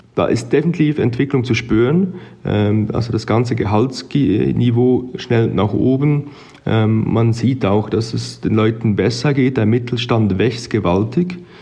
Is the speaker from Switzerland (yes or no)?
yes; Switzerland; moved away as an adult; now in Arusha, Tanzania; ich habe als Schweizer Jurist gestartet